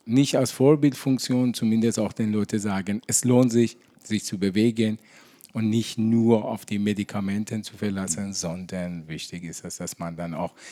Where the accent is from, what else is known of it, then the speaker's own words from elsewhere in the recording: Iran; now in Germany; Als Iraner war auch damals nicht so einfach